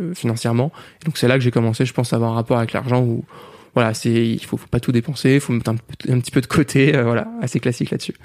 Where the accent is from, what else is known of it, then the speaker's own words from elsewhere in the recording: France; on est français